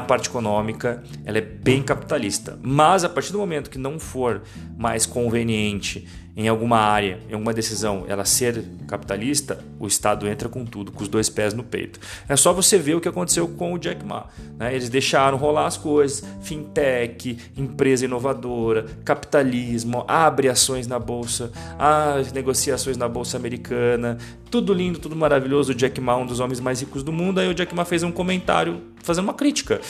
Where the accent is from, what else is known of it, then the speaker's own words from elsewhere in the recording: Brazil; moved away; Nós, como brasileiros, temos uma visão mais apaixonada. Porque a gente morou no Brasil, porque a gente fala português